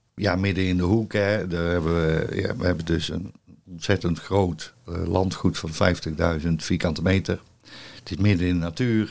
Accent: North Brabant, Netherlands; moved away as an adult; also born or lived in Zevenbergen / Goeree-Overflakkee; ik kom uit Brabant en ik werk nu zes jaar hier

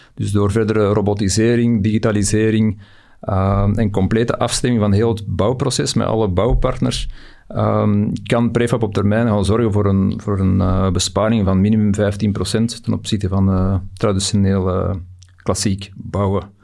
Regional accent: Belgium; we zitten altijd met een baksteen in onze maag als Belg zijnde

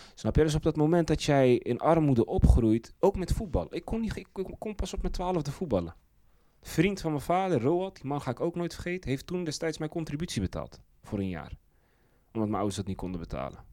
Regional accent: Zeist, Utrecht, Netherlands; bij ons in Zeist

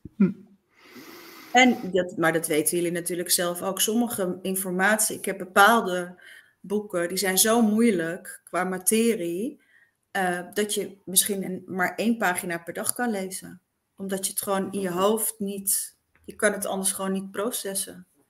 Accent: eastern Netherlands, Netherlands; ik dus uit een heel klein dorpje kwam, uit het oosten van het land

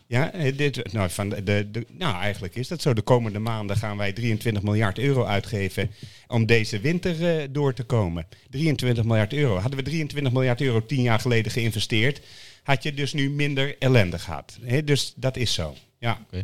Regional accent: Netherlands; wij minder verstand van als Nederlanders

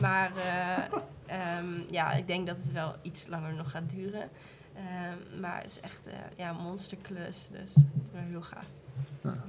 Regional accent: Achterhoek, Gelderland, Netherlands; ik kom zelf uit Duisburg, meer Achterhoek

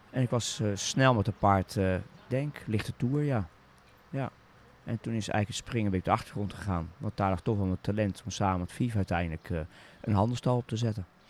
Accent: Zoetermeer, South Holland, Netherlands; ik ben opgegroeid in Zoetermeer

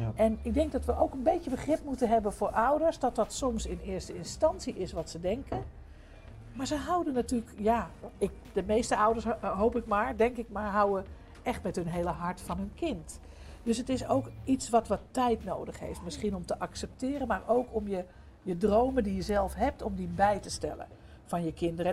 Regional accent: Amsterdam, North Holland, Netherlands; ik kom uit Amsterdam, daar, ben ik zelf geboren en opgegroeid

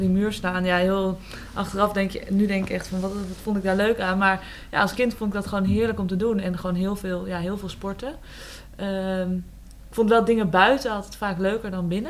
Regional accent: Eelde, Drenthe, Netherlands; Ja, ik ben opgegroeid in Eelde Zwolle. Eigenlijk mijn hele jeugd heb ik daar gewoond

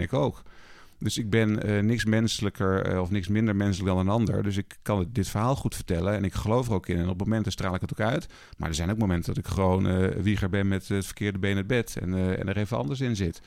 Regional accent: Twente, Overijssel, Netherlands; moved away as an adult; also born or lived in Rotterdam; Ik ben opgegroeid in Twente, wat natuurlijk een hele veilige omgeving was voor mij

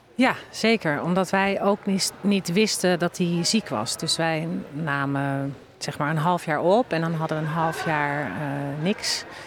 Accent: Bunnik, Utrecht, Netherlands; ik kom uit Bunnik

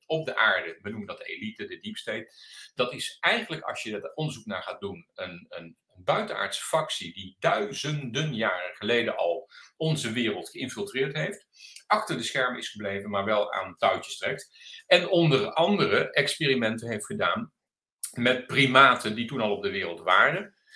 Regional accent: Delft, South Holland, Netherlands; ik ben Delftenaar, heel mijn leven daar geweest

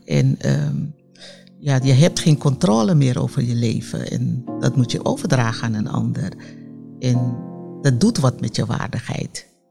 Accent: Amsterdam, North Holland, Netherlands; ik kom uit Amsterdam Zuidoost

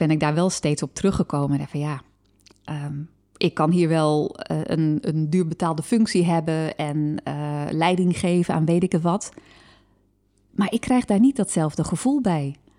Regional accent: Harderwijk, Gelderland, Netherlands; in Harderwijk, waar ik ben opgegroeid

